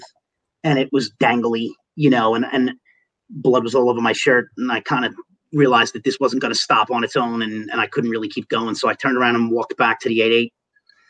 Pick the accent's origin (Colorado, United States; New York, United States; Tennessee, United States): New York, United States; New York City; moved away as an adult; also born or lived in Long Island City; now in Suffolk County, United States; I grew up in Manhattan. I was a third-generation Manhattan kid. I lived in Manhattan for my first 33 years.